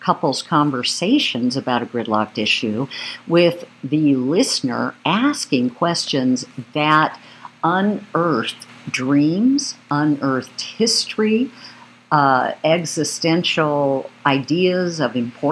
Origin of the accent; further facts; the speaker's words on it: Oregon, United States; growing up in Oregon